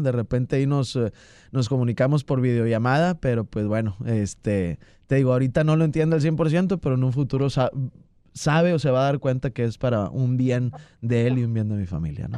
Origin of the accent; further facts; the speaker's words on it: Santiago, Nuevo León, Mexico; also born or lived in Monterrey, Nuevo León; Soy de Santiago, Nuevo León. Nací en Monterrey, Nuevo León y, vivo este, en Santiago, Nuevo León